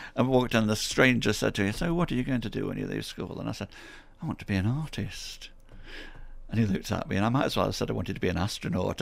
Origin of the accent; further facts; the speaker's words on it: Stoke-on-Trent, West Midlands, United Kingdom; I'm born and bred in, in Hanley. I'm born and bred in Stoke on Trent.